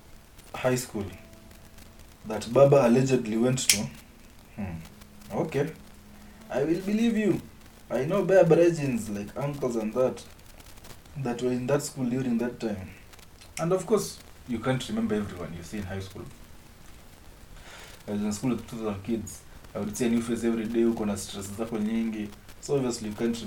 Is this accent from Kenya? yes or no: yes; Kenya; as a Kenyan